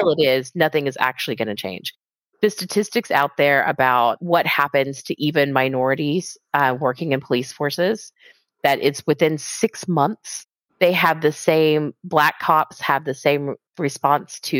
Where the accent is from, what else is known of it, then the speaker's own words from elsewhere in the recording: Texas, United States; I grew up in Texas, like surrounded by racist assholes